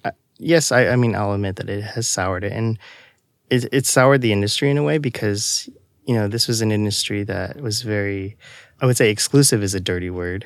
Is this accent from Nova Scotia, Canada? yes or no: no; Toronto, Ontario, Canada; I'm originally from Toronto, Canada.